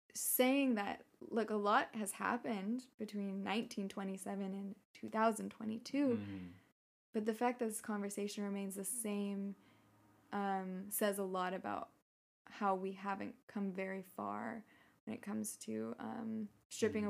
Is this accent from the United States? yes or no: yes; San Francisco Bay Area, California, United States; moved away as an adult; also born or lived in Prague, Czech Republic; I grew up in the Bay Area